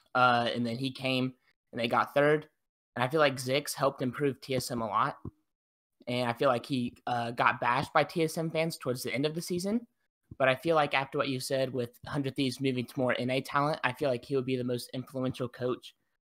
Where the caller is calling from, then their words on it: Lancaster, Ohio, United States; I'm calling from Lancaster, Ohio, about 30 minutes from Columbus, Ohio.